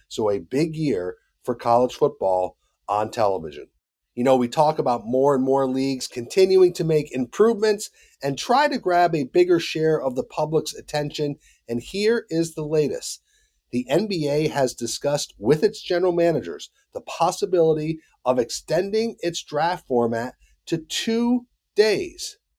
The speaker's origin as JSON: {"language": "English", "town": "Charlotte", "region": "North Carolina", "country": "United States", "tie": "born or raised there", "said": "right here in my hometown of Charlotte, North Carolina"}